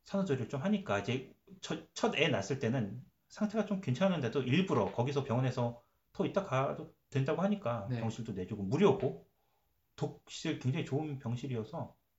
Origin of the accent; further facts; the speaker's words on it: South Korea; now in Canada; 한국 사람이니까